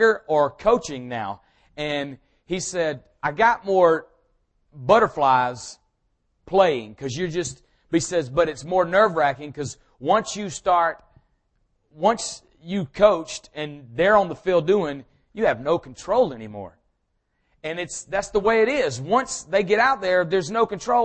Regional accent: Powder Springs, Georgia, United States; I grew up in this area. I'm from Powder Springs

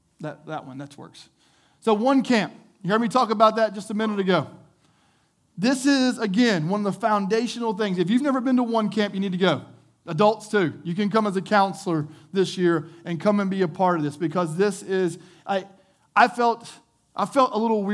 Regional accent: the South, United States; We grew up in the South. You're in the Bible Belt.

